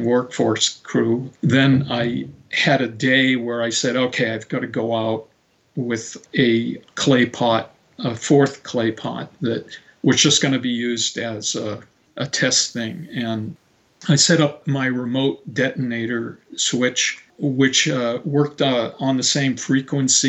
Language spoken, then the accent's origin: English; Marin County, California, United States; my hometown, which is, you know, in Marin County